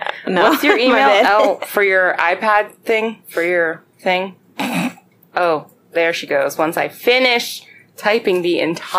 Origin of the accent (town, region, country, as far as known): Baltimore, Maryland, United States